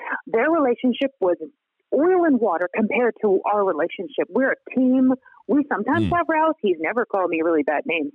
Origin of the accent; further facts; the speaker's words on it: United States; moved away; I'm from America